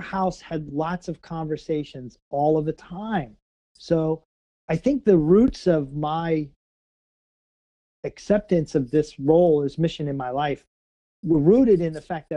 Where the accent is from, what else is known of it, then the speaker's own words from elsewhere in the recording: Missouri, United States; I'm from Missouri. Okay, not Kansas